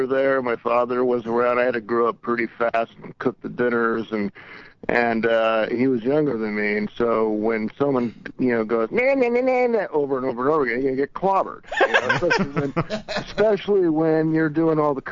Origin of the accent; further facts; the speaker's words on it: Long Beach, California, United States; we grew up in Long Beach